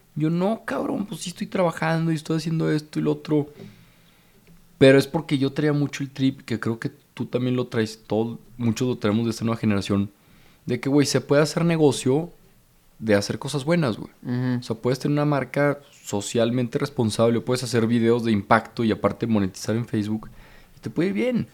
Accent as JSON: {"language": "Spanish", "town": "Torreón", "region": "Coahuila", "country": "Mexico", "also_born_or_lived": "Monterrey", "moved": "yes", "said": "yo vengo de Torreón, soy del 93, de 1993."}